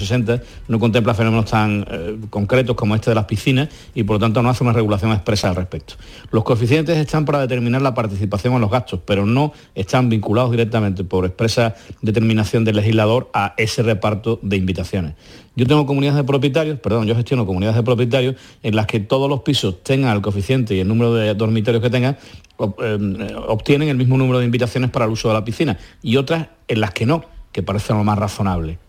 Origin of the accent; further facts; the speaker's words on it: Andalusia, Spain; nuestras cálidas tierras de Andalucía